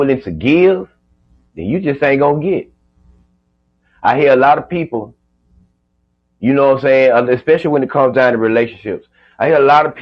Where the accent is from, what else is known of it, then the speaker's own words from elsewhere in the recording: Georgia, United States; I'm from Georgia